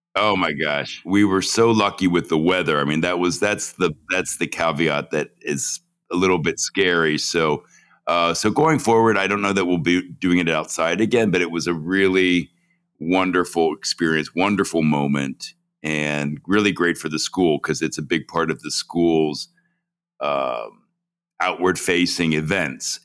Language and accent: English; Cincinnati, Ohio, United States; moved away as an adult; also born or lived in New York; growing up in Cincinnati